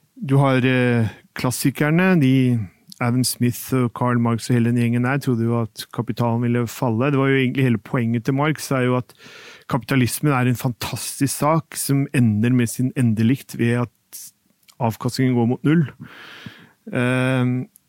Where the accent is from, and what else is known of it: Norway